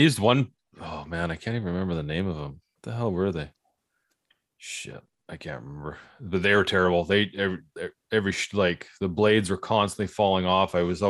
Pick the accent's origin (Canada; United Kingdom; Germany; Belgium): Canada; now in Kelowna, Canada; no, we're Canadian, man.